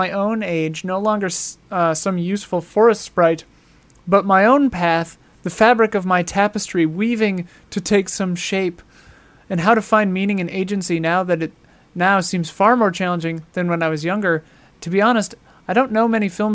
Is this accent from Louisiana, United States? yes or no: no; St. Croix Falls, Wisconsin, United States; My hometown is beautiful. St. Croix Falls, Wisconsin.